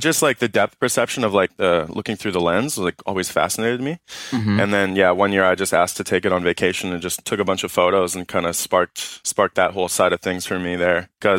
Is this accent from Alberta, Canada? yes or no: no; Toronto, Ontario, Canada; I'm from Toronto. Who the fuck is this guy? But, yeah, I don't know. I like Toronto a lot.